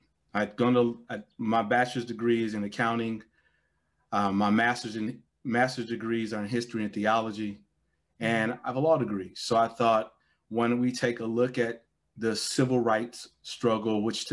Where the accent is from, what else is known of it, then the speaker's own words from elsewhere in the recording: Gary, Indiana, United States; Growing up in Gary